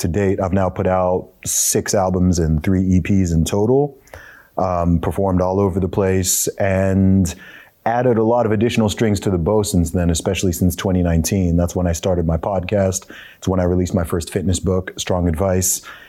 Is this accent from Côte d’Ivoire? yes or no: no; England, United Kingdom; So for anyone who's wondering about my accent and why I don't sound like a typical Englishman, it's because of that.